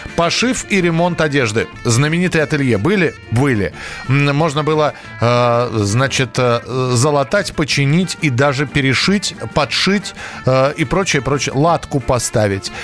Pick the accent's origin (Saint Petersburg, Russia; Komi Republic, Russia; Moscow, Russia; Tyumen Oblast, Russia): Moscow, Russia; я родился и вырос в Москве